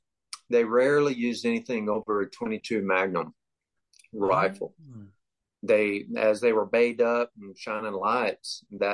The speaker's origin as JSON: {"language": "English", "region": "Texas", "country": "United States", "tie": "born or raised there", "said": "I'm in my mid-40s, and I grew up in South Texas in what they call the Brush Country, Live Oak County, McMullen area. It's between Corpus Christi and San Antonio, a little closer to Corpus."}